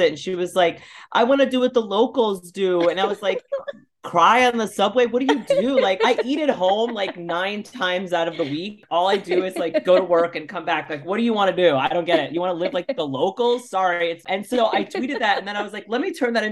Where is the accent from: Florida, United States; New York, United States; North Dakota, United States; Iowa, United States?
New York, United States; New York City; also born or lived in Los Angeles; I grew up in Bay Ridge, Brooklyn, which is the last stop on the R train